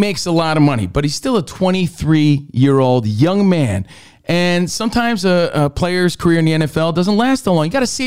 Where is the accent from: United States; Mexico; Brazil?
United States; New Jersey; In my home state of New Jersey